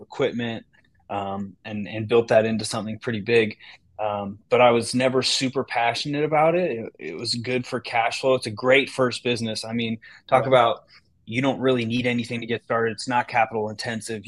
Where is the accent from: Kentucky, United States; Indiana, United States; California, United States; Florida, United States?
California, United States; Northern; moved away as an adult; now in Michigan, United States; I come from Northern California